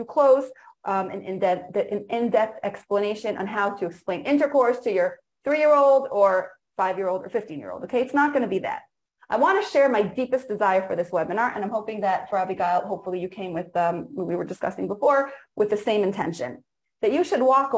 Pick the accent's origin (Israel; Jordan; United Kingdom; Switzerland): Israel; English is a second language; I was born in Eretz Yisrael, grew up here